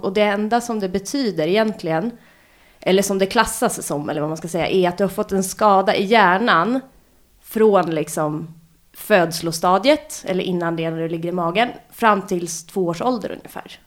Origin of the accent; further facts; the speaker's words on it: Lidingö, Stockholm County, Sweden; also born or lived in Kungsholmen, Stockholm; Jag är född på Kungsholmen. Och sen när jag var ett och ett halvt så flyttade vi ut till Lidingö.